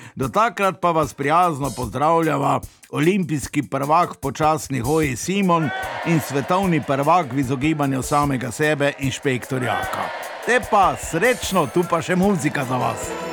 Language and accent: Slovenian; Slovenia; Slovenci smo imeli tam prvič, žal tudi zadnjič, svojo slovensko hišico